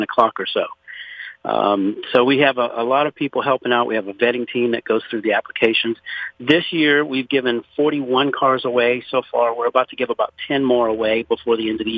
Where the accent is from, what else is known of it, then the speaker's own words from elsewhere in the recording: Pointe à la Hache, Louisiana, United States; now in Conroe, United States; I was born and raised in Louisiana, actually 60 miles south of New Orleans in a place called Point Lahash